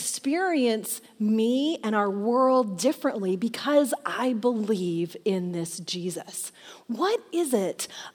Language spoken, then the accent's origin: English; Michigan, United States; moved away; I grew up in Michigan in the Midwest.